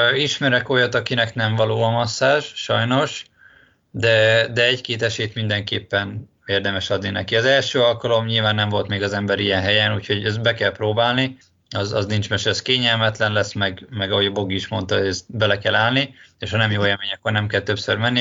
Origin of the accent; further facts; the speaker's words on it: Hungary; now in Budapest, Hungary; én vidéki vagyok